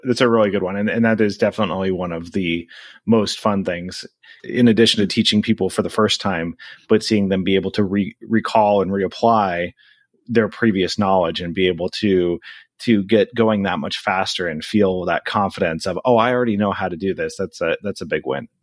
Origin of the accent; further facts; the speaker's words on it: Anchorage, Alaska, United States; moved away as an adult; now in South Florida, United States; I'm originally from Anchorage, Alaska. I was born and raised. I grew up there and then I left for college and I haven't lived there since